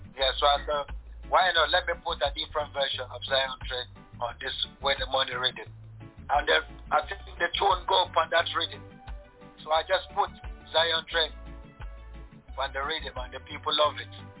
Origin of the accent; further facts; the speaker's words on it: Cross River, Nigeria; moved away as an adult; also born or lived in Ghana; now in Germany; where i from is Cross River State